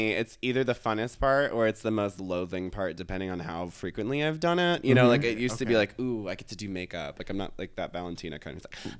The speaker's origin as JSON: {"language": "English", "town": "Virginia Beach", "region": "Virginia", "country": "United States", "moved": "yes", "said": "I was from Virginia Beach."}